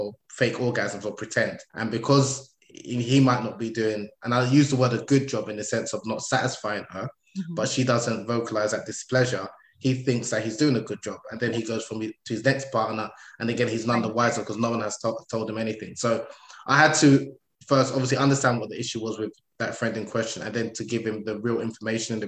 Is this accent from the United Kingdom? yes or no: yes; United Kingdom; I'm British born, Nigerian